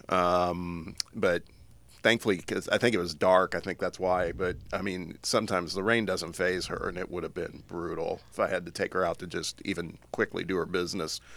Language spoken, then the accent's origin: English; Midwest, United States; growing up in the Midwest